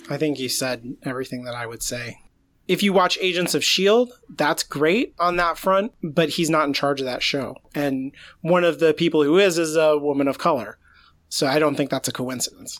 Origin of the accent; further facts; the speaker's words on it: United States; as an American